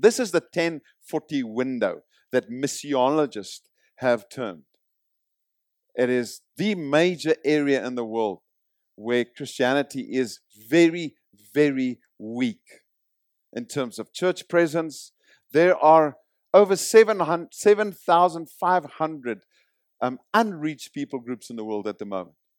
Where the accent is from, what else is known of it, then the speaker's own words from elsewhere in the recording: South Africa; moved away; I come from South Africa. I did two years of military service, conscripted